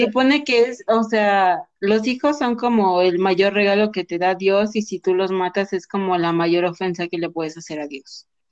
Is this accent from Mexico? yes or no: yes; Mexico; de aquí de nuestro lindísimo país México